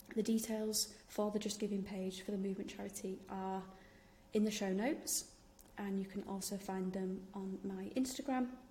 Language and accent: English; Yorkshire and the Humber, United Kingdom; I'm from Yorkshire, in case you didn't realise from my accent.